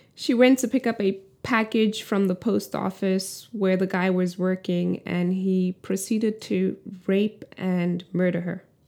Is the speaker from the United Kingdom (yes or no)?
no; South Africa; moved away as an adult; I have spent the first two decades of my life in the country. I am still South African